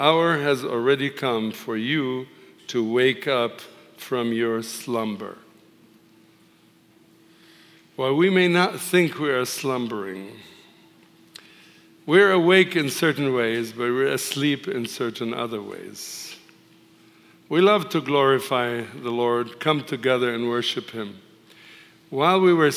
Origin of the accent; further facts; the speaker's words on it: Tripoli, North Governorate, Lebanon; now in United States; I was born and raised in a Muslim city called Tripoli in the northern country of Lebanon